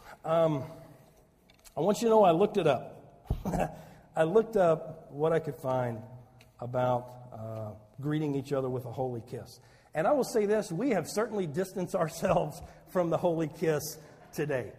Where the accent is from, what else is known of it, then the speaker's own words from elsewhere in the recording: Saline County, Southern Illinois, United States; moved away as an adult; also born or lived in Chicago; I'm a hayseed from Southern Illinois. I'd never been out of Saline County before